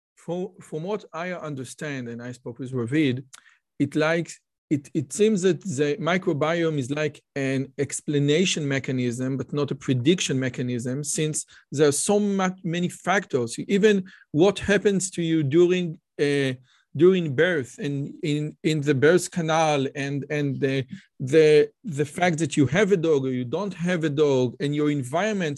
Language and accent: English; Israel; I'm from Israel